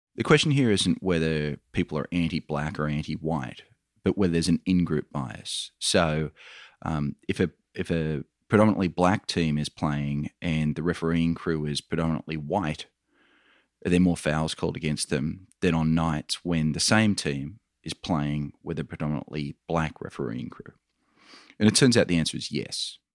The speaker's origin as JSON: {"language": "English", "country": "Australia", "accent": "Australian", "moved": "yes", "said": "You can probably tell by my accent, Michael. I'm an Australian."}